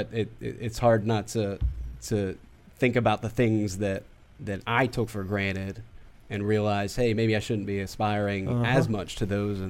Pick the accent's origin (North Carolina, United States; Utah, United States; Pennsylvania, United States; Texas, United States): Pennsylvania, United States; Pittsburgh; moved away